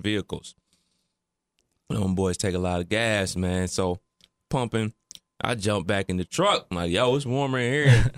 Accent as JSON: {"language": "English", "region": "Ohio", "country": "United States", "tie": "born or raised there", "said": "growing up in the Midwest, especially Ohio"}